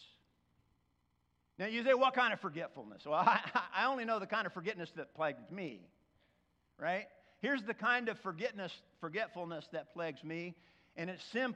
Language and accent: English; Oklahoma, United States; I'm from Oklahoma